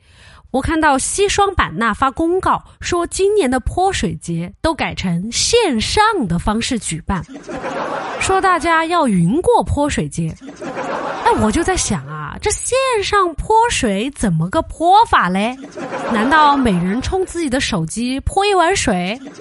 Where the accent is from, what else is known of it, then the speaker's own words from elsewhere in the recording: Sichuan, China; 这个室友他就问我说：“你是哪儿的呀？”我说：“我是四川的。”